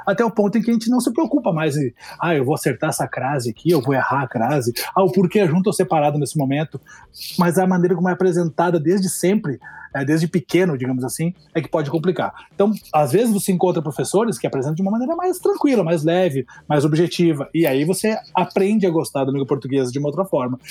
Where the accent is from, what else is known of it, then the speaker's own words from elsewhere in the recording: Curitiba, Paraná, Brazil; Eu sou de Curitiba